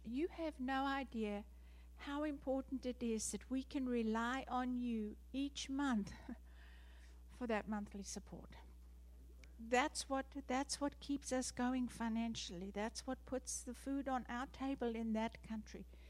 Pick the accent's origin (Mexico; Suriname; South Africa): South Africa; moved away; I am South African born, that's why I have the funny accent.